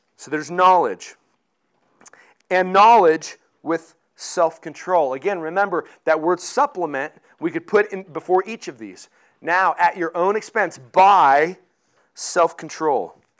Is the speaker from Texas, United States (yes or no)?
no; Colorado, United States; I grew up in Colorado